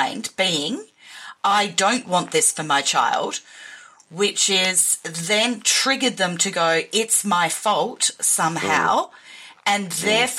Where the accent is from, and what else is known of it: Australia